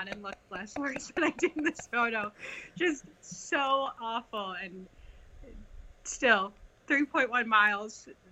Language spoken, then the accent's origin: English; Newtown, Pennsylvania, United States; I'm from Newtown, Pennsylvania.